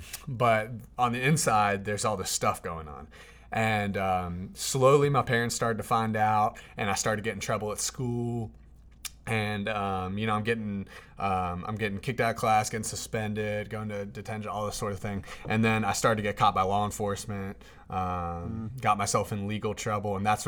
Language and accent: English; Durham, North Carolina, United States; I grew up in Durham, North Carolina. My dad is a pastor. My mom was a social worker at that time.